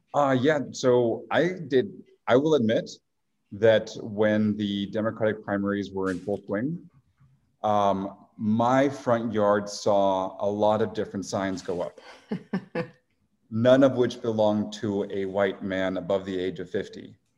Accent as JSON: {"language": "English", "town": "San Diego", "region": "California", "country": "United States", "tie": "born or raised there", "also_born_or_lived": "Tijuana, Mexico / Washington, District of Columbia, United States / New York / Mexico City", "moved": "as an adult", "lives_now": "Arizona, United States", "said": "grew up in San Diego, then went to school in DC, uh, worked in finance in New York for eight years"}